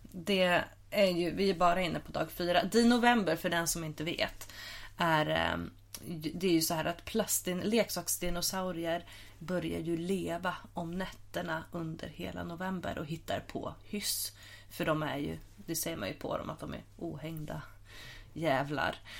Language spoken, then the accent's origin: Swedish; Huddinge, Stockholm County, Sweden; jag är uppvuxen i Huddinge